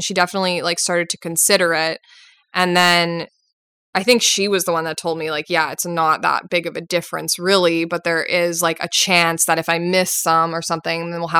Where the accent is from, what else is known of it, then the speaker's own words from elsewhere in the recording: Winnipeg, Manitoba, Canada; Like I'm from Winnipeg.